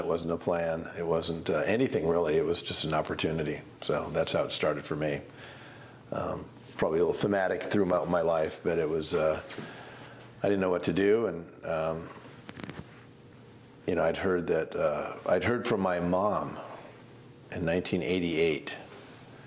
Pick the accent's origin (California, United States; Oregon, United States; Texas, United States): Oregon, United States; McMinnville; I grew up in McMinnville, so I'm a local